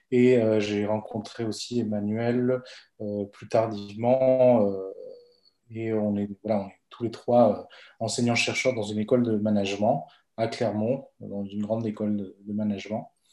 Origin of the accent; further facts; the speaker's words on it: Bolivia; now in France; Donc, euh … j'ai fait de l'économie